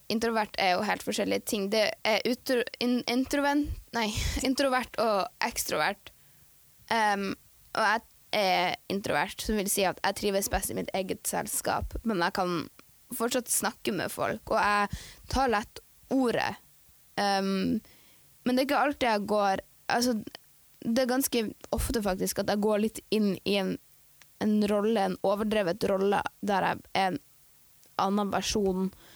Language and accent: Norwegian; Tromsø, Troms, Norway; also born or lived in Andenes; Jeg er eh, født og oppvokst i Tromsø.